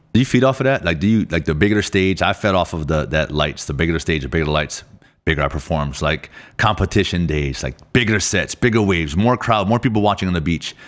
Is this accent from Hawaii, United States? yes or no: yes; Oahu, Hawaii, United States; I'm from Oahu